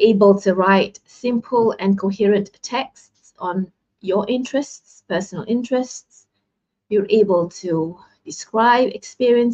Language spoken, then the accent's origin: English; Malaysia; I'm from Malaysia